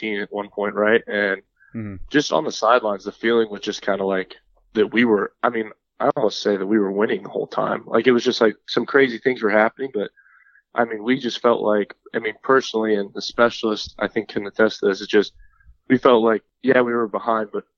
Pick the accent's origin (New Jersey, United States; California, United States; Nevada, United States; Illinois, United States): Nevada, United States; Las Vegas; moved away as an adult; also born or lived in Fort Myers, Florida; I'm from Las Vegas, Nevada